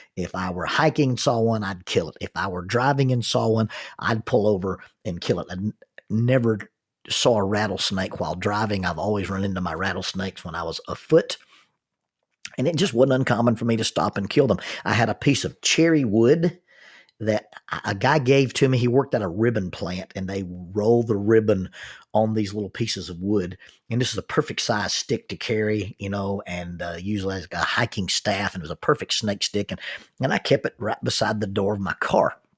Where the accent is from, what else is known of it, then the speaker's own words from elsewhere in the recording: the South, United States; I'm a, a minister and I'm from the South